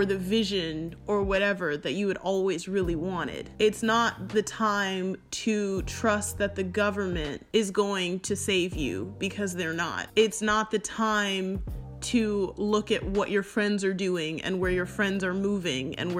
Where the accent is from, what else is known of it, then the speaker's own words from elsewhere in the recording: Stone Mountain, Georgia, United States; I was 13 years old and I grew up in East Atlanta, Georgia, east of Atlanta, Stone Mountain